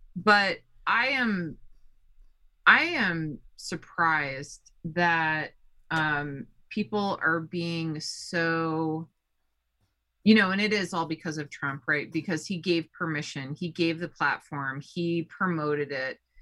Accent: Colorado, United States; I'm from Colorado

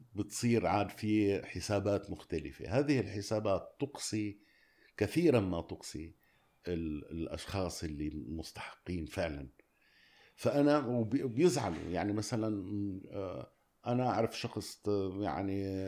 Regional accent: Syria; أنا اليوم سوري

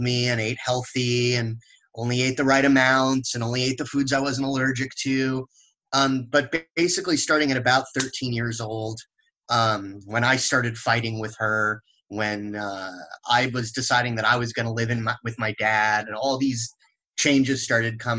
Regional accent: Los Angeles, California, United States; I grew up in the West Coast, mostly in Los Angeles, California.

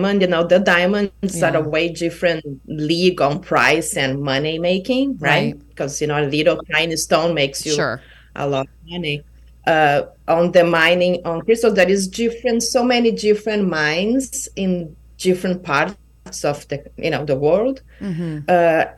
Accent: Brazil; also born or lived in Kauai, Hawaii; now in Hanalei, United States; from Brazil because it was, you know, my home country

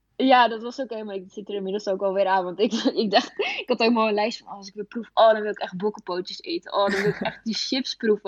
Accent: Epe, Gelderland, Netherlands; moved away; Ik kom uit Gelderland op de Veluwe

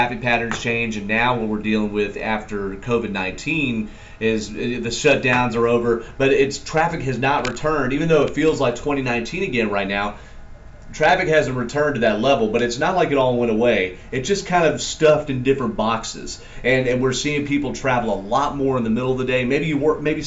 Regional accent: Atlanta, Georgia, United States; I'm from Atlanta, born and bred

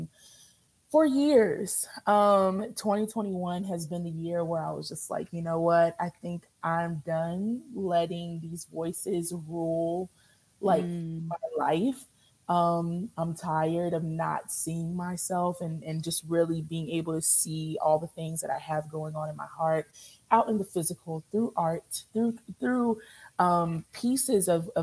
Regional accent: Louisville, Kentucky, United States; born and raised in Louisville, Kentucky. Shout out Louisville

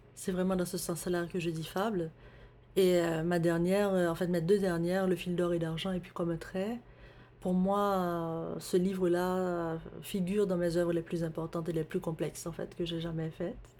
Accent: Haiti; moved away as an adult; now in Montreal, Canada; j'ai grandi en Haïti.

